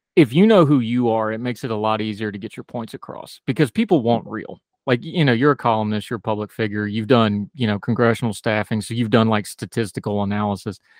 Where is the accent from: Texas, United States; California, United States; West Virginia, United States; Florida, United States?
West Virginia, United States; moved away; I grew up in West Virginia